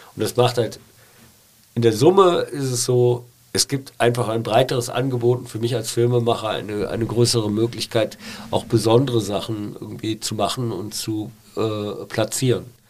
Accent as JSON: {"language": "German", "town": "Pulheim", "region": "North Rhine-Westphalia", "country": "Germany", "tie": "born or raised there", "also_born_or_lived": "Cologne / Berlin", "moved": "as an adult", "said": "Ja, weil ich Kölner bin. Also ich, ich komme aus Nippes, ich äh, äh weil die Familie kommt aus Nips. Ich bin ja in Stommeln groß geworden"}